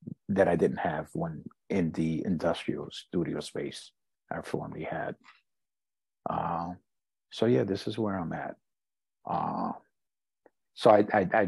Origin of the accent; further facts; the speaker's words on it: New York City, New York, United States; also born or lived in Puerto Rico; I'm born and raised in New York, born and raised in Harlem. And I'm presently living in the Bronx